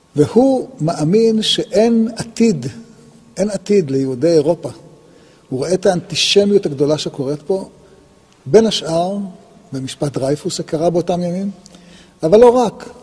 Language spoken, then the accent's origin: Hebrew; Israel; נולדנו בישראל